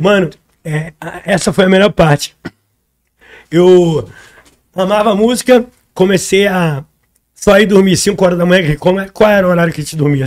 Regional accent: Rio de Janeiro, Brazil; also born or lived in Madureira, Rio de Janeiro; A Pedro Itararé foi onde eu nasci, onde eu me criei até uma certa parte da minha vida.

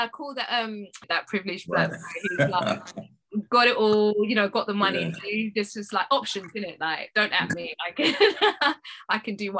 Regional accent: United Kingdom; I think because I am Black British, I think I know who Amel is.

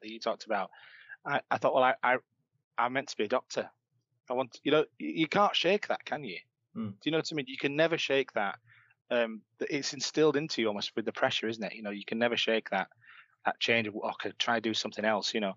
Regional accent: Leeds, Yorkshire and the Humber, United Kingdom; I grew up in Leeds. You might be able to tell from my accent

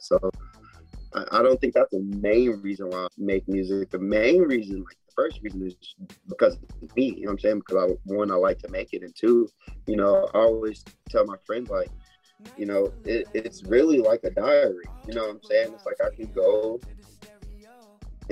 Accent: Atlanta, Georgia, United States; I'm from Atlanta

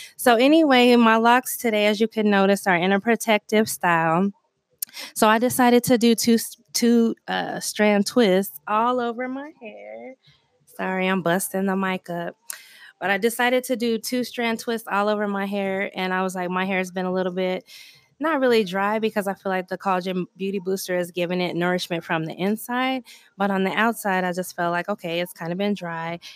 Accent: Denver, Colorado, United States; I grew up in Park Hill in Colorado

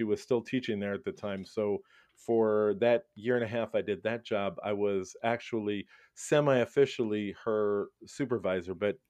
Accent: Brooklyn, New York, United States; I was born and raised in Brooklyn, New York, the garden spot of America. Happy to be a New Yorker. I had such a great upbringing in New York, and it's a great place to grow up, I have to say.

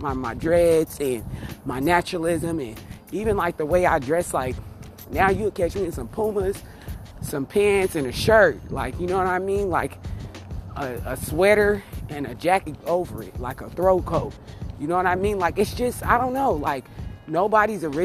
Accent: Las Vegas, Nevada, United States; I'm from Las Vegas, Nevada

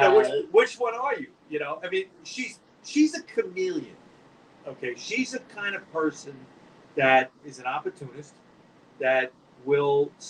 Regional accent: New York City, New York, United States; I'm from Queens.

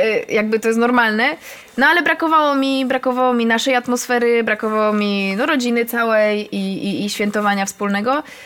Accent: Katowice, Silesian Voivodeship, Poland; ja jestem z Koszutki

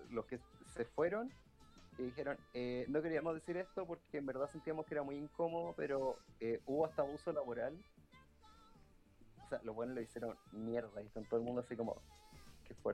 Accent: Santiago, Santiago Metropolitan Region, Chile; somos santiaguinos sorprendidos

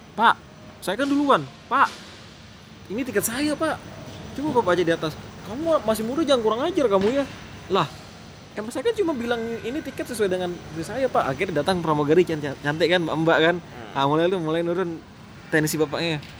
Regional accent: Pontianak, West Kalimantan, Indonesia; bahasa Melayu sana keledar kita Pontianak

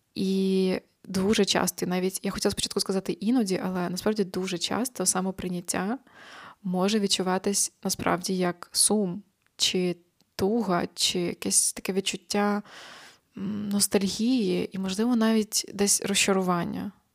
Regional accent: Ukraine; now in Poland; я українка

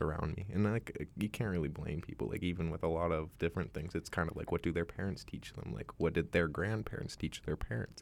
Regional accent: Bay Area, California, United States; moved away as an adult; now in Vancouver, Canada; I was born and raised in Bay Area, California

